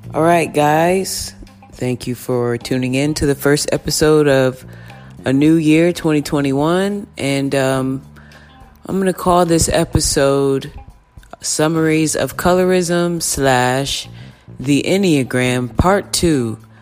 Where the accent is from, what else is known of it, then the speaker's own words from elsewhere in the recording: Round Rock, Texas, United States; I grew up in Round Rock